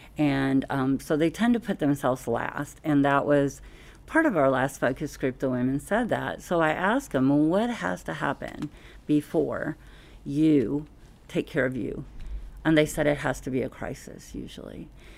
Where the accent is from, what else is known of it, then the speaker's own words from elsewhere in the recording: Southern US, United States; Oh, thank you. Well, you know, I'm from the South. We sure can talk down there.